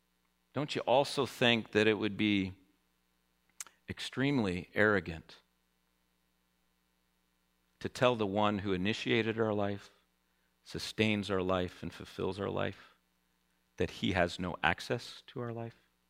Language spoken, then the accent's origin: English; United States; as American Christians